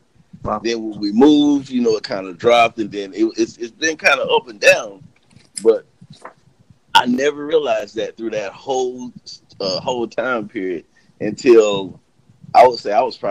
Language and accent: English; Ohio, United States; also born or lived in North Carolina; I was born in North Carolina, and I lived there till I was probably around 8. Then we moved to Ohio.